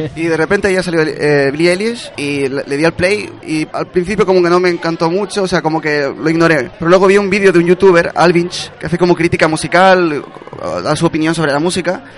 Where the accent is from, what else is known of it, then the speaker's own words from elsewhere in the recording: Chile; now in Barcelona, Spain; Allí en Chile, el país de donde vengo